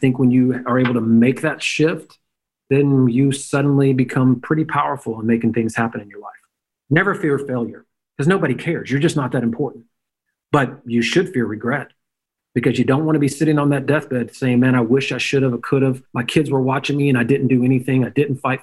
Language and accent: English; Memphis, Tennessee, United States; I'm a redneck from Memphis, Tennessee.